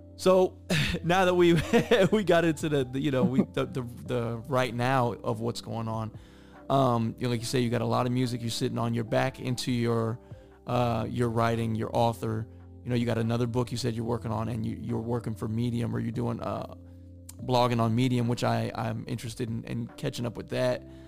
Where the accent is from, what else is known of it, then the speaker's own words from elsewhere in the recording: Midwest, United States; I'm from the Midwest